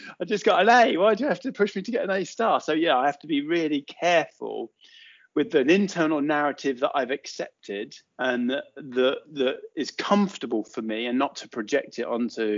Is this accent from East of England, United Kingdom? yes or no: yes; Watford, East of England, United Kingdom; We grew up just outside Watford, so that's kind of where I was born, in Watford General Hospital